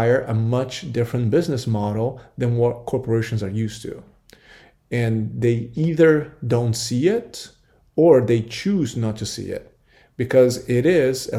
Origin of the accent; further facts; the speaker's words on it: Brazil; now in United States; growing up in Brazil, we really didn't have Halloween